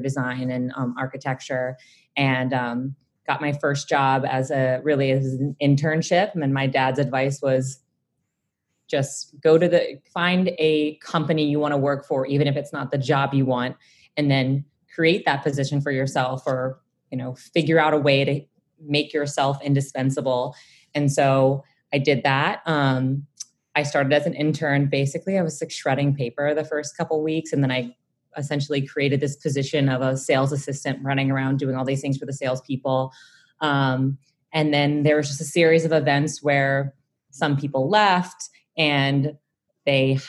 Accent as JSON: {"language": "English", "town": "New Orleans", "region": "Louisiana", "country": "United States", "tie": "born or raised there", "said": "I'm originally from New Orleans, Louisiana, born and raised, from, you know, actually New Orleans"}